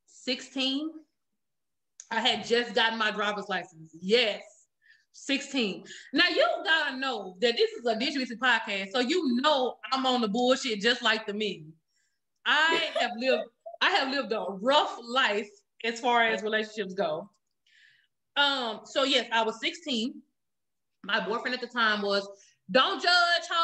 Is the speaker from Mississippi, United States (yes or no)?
yes; Jackson, Mississippi, United States; I'm from Jackson, Mississippi